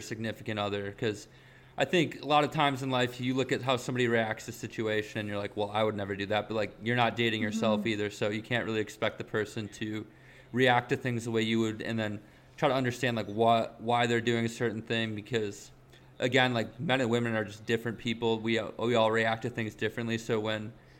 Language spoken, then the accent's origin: English; Wisconsin, United States; growing up in Wisconsin